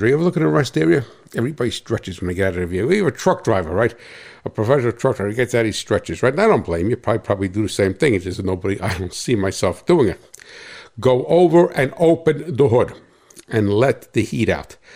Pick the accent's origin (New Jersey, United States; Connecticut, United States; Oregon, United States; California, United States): New Jersey, United States; Hackettstown; I hail from Cat Swamp Road in Hackettstown, New Jersey. That's right, a New Jersey farmer.